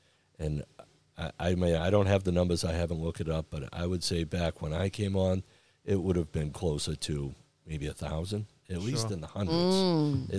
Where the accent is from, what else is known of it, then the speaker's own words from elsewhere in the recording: Braintree, Massachusetts, United States; Well, I tell you, I grew up in Braintree, and as a young child, I wanted to be a police officer in the community I grew up in.